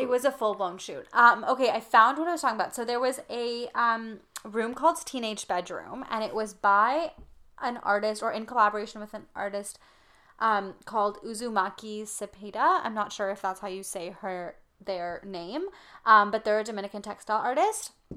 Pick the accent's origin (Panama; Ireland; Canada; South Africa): Canada; we grew up in Canada for the most part